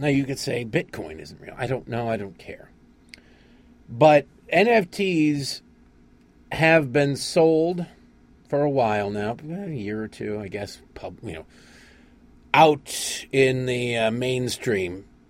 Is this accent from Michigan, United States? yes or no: yes; Detroit, Michigan, United States; and like growing up in Detroit, everybody had a girlfriend in Canada at one point or another.